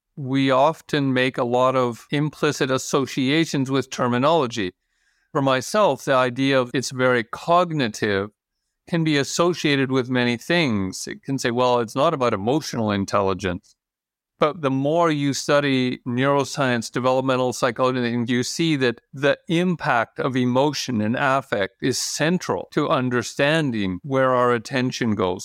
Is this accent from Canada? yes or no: yes; Canada; moved away as an adult; also born or lived in United States; now in Norway; I'm American-born, Canadian-raised, Norwegian resident for the last fifteen years.